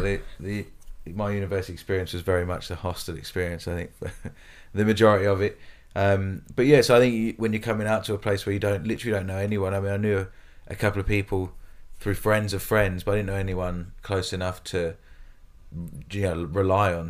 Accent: United Kingdom; moved away as an adult; now in Australia; I obviously come from the U K. I came to Australia about eight years ago

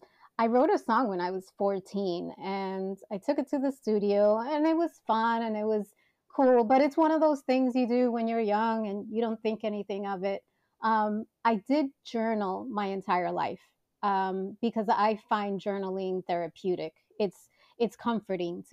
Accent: New York City, New York, United States; born and bred in Manhattan

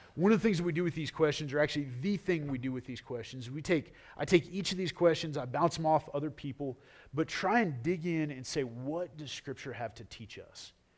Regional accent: United States; I am proud to be an American.

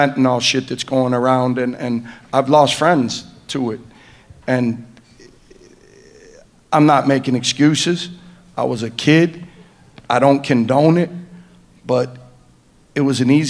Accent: Detroit, Michigan, United States; we're from the east side of Detroit

